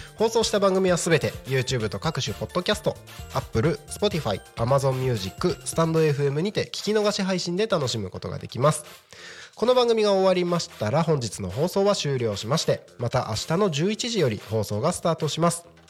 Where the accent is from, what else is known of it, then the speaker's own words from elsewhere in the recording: Takko, Aomori, Japan; now in Tako, Japan; 地元は青森県 の多古町っていうところ